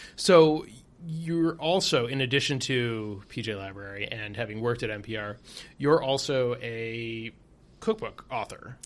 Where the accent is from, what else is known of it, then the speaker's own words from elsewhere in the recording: Detroit, Michigan, United States; moved away; also born or lived in Chicago; I'm from Detroit and spent time in Chicago